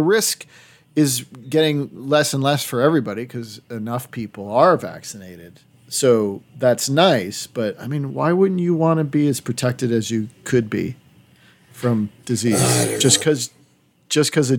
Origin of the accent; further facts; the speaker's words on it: Massachusetts, United States; now in Los Angeles, United States; I grew up in Massachusetts where it's fucking cold.